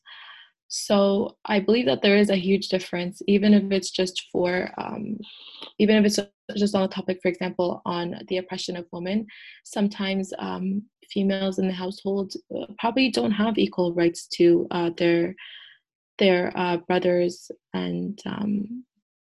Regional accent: Canada; first language English; I am first generation, but I do identify as Canadian because it is my home country. It is where I was raised and born

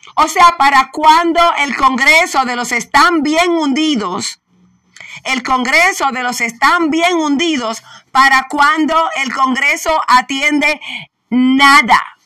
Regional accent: Puerto Rico; si somos borinqueños, puertorriqueños

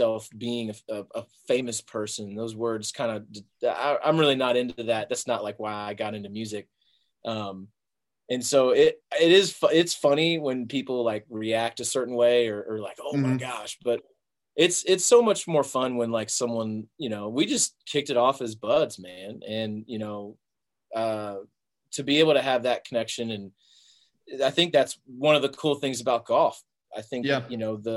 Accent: Peachtree City, Georgia, United States; now in Nashville, United States; I grew up just Southwest of Atlanta, in Peachtree City, Georgia

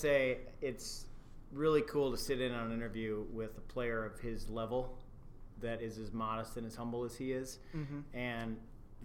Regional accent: Burnsville, Minnesota, United States; also born or lived in Excelsior; I am from here. I grew up in Burnsville.

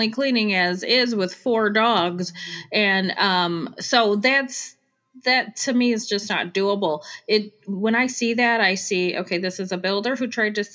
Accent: Chicago, Illinois, United States; accent: Chicago; now in Arizona, United States; where I'm from, Chicago

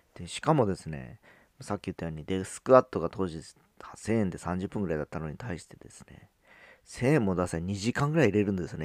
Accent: Fukuoka area, Japan; born or raised there

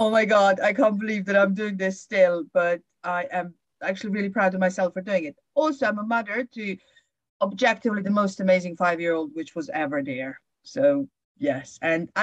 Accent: Serbia; moved away as an adult; also born or lived in Bristol, England; now in England

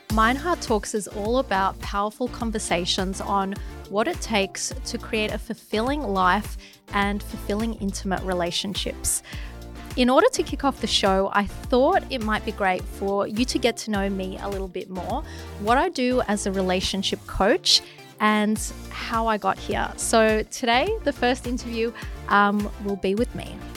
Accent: Melbourne, Victoria, Australia; moved away as an adult; also born or lived in London; now in Sydney, Australia; I grew up in Melbourne after living in London

